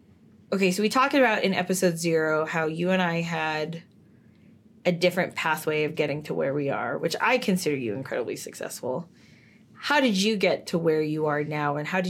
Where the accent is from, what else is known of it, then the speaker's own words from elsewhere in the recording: San Francisco, California, United States; So I grew up in San Francisco.